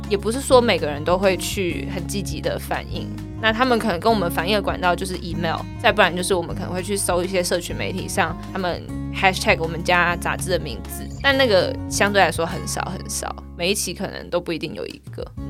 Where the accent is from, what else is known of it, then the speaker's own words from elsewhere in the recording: Taiwan; 我们台湾人都有在用